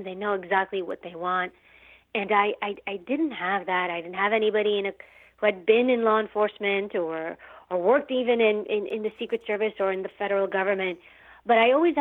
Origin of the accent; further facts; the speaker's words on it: New York City, New York, United States; I grew up in New York City and in a rougher area